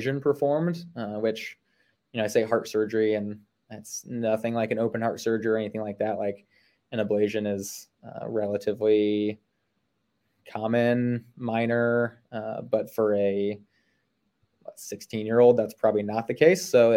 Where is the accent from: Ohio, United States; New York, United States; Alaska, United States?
Ohio, United States; now in Salisbury, United States; I grew up in Ohio, grew up swimming